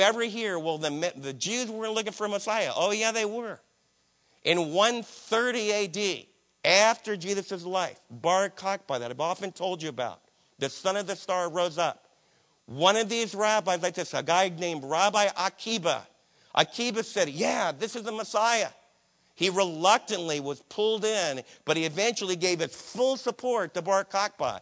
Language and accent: English; New Jersey, United States; My Jewish friends that I was raised with in New Jersey